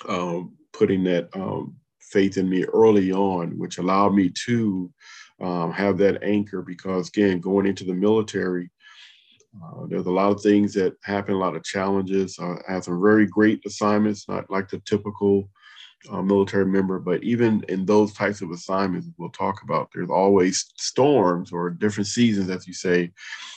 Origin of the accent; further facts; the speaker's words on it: Compton, California, United States; now in DC area, United States; I grew up in Compton, California